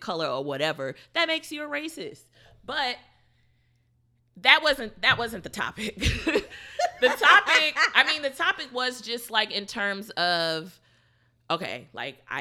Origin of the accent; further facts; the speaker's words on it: Houston, Texas, United States; I'm from Houston